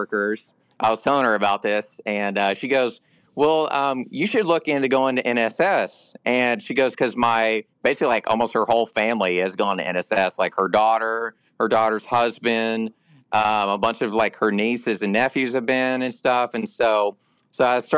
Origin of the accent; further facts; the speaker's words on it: Nashville, Tennessee, United States; I was born and raised here in Nashville